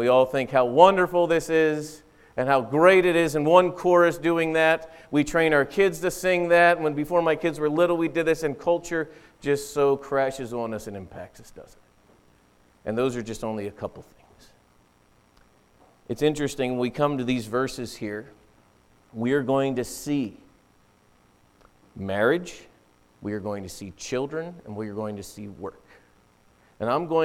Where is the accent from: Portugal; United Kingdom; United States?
United States; Pennsylvania; now in central Wisconsin, United States; growing up in Pennsylvania